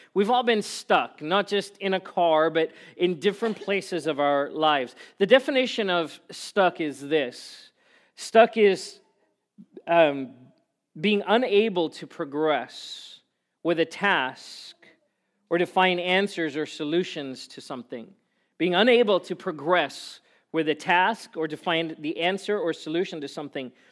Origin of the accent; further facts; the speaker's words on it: South Africa; moved away; I grew up in South Africa where it didn't really snow ever at all